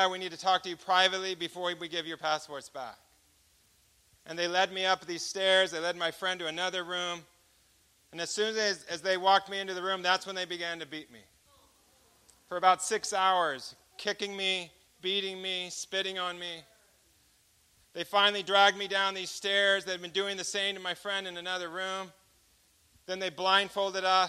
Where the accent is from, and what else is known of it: United States